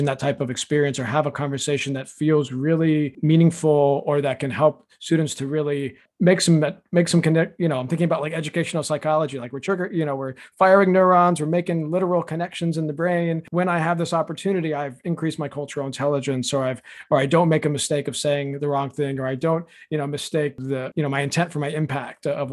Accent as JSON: {"language": "English", "town": "Tampa", "region": "Florida", "country": "United States", "tie": "born or raised there", "also_born_or_lived": "Tallahassee, Florida", "moved": "as an adult", "lives_now": "Maine, United States", "said": "I grew up in Tampa, which continues to increasingly be more diverse"}